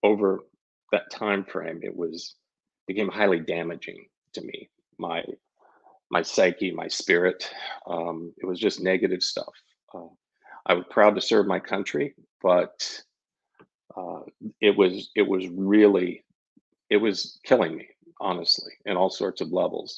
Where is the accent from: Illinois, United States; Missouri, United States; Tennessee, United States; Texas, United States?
Missouri, United States; Kansas City; now in St. Petersburg, United States; Born and raised in Kansas City, Missouri.